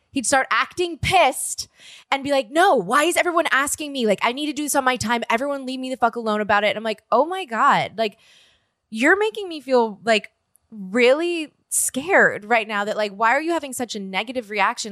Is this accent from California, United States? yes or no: no; New Orleans, Louisiana, United States; now in Los Angeles, United States; I'm from New Orleans